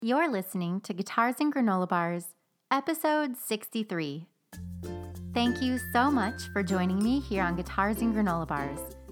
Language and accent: English; Springfield, United States; Springfield is my hometown